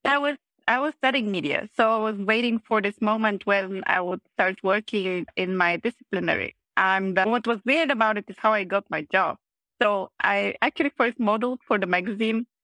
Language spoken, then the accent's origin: English; Plovdiv, Plovdiv Province, Bulgaria; moved away as an adult; also born or lived in Vienna; I started as a waitress actually already in my hometown in Plovdiv